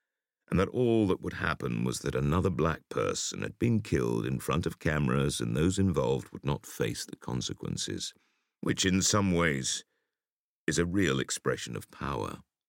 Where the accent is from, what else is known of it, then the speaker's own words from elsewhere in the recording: Gateshead, North East England, United Kingdom; which, growing up in Gateshead opposite Newcastle, was a big part of my education.